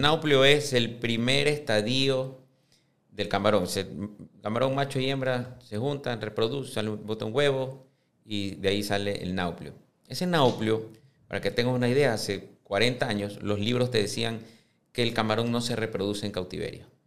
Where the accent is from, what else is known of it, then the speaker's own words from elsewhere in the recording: Ecuador; siendo ecuatorianos